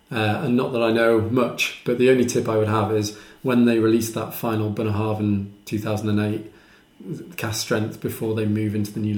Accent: United Kingdom; But we're British, so we call it the Fall of Maths.

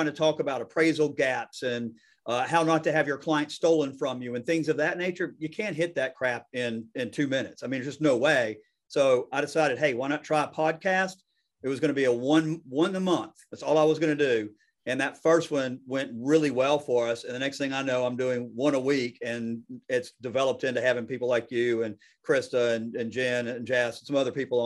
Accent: the South, United States; I'm from the South

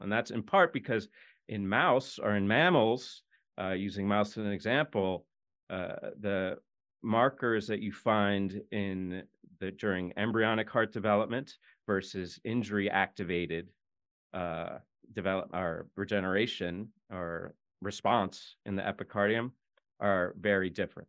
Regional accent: United States; I'm an American

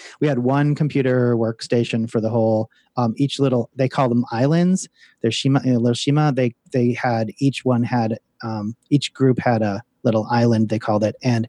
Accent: United States; moved away as an adult; being an American

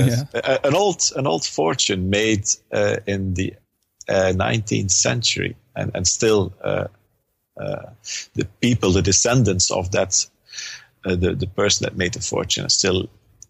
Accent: Flemish region, Flanders, Belgium; first language Dutch; English is a second language; also born or lived in New York / Manchester / Detroit; now in Ghent, Belgium; I'm country-wise, a Belgian.

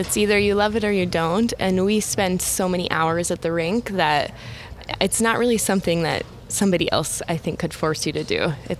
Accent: Edmonton, Alberta, Canada; I'm from Edmonton, Alberta.

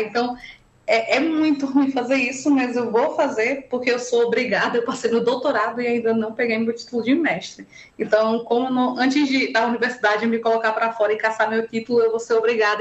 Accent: Northeast Region, Brazil; como nordestinos

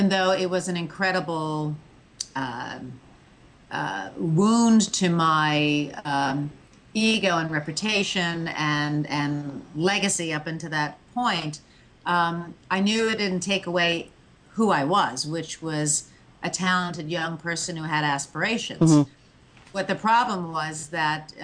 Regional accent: outside New York, United States; growing up outside New York

